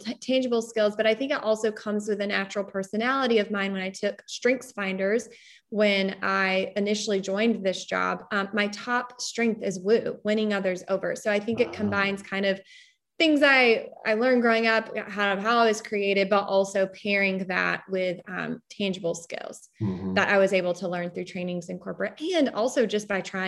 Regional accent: North Carolina, United States; moved away as an adult; also born or lived in London; I am from North Carolina

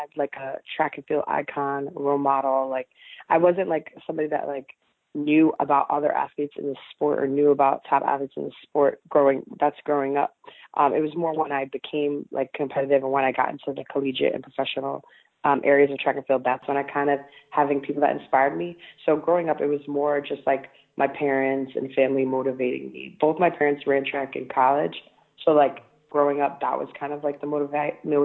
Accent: New York City, New York, United States; I grew up in Staten Island, New York

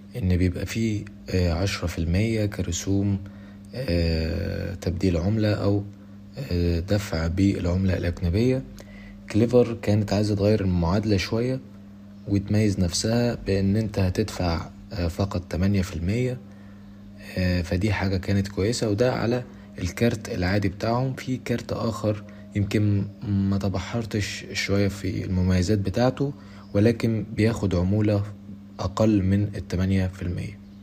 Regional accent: Egypt; عندنا في مصر

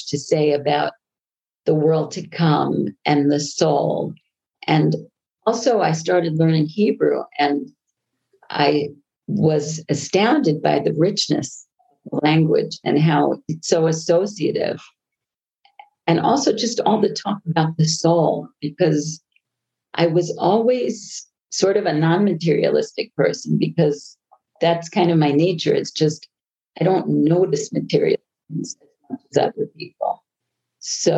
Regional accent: Long Island, New York, United States; accent: American; moved away as an adult; also born or lived in Colorado; now in Israel; I grew up on Long Island

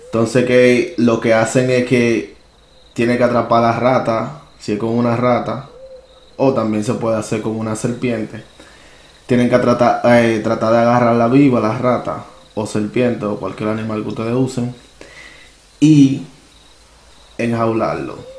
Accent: Dominican Republic; moved away; allá en mi país natal, República Dominicana

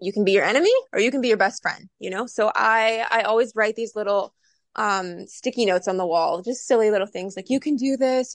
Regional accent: Coweta County, Georgia, United States; moved away as an adult; now in California, United States; I'm originally actually from Coweta County, Georgia, um, and then left home at eighteen years old

